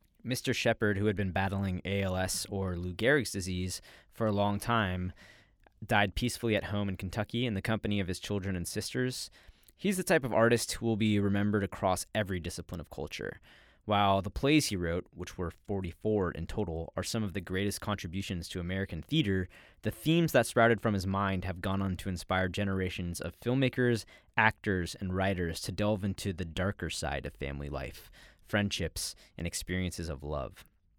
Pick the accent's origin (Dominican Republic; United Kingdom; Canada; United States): United Kingdom; No, I'm actually British. I'm a British person.